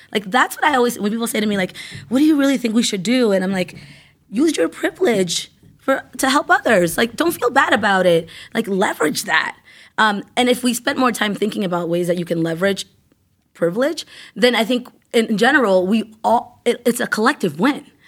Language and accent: English; Worcester, Massachusetts, United States; also born or lived in Ecuador; I grew up in Maine South